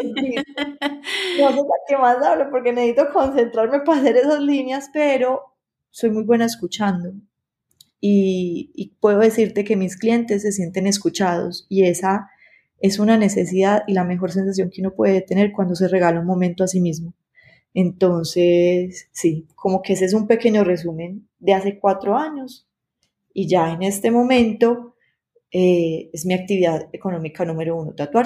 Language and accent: Spanish; Medellín, Antioquia, Colombia; yo soy de la ciudad de Medellín, Colombia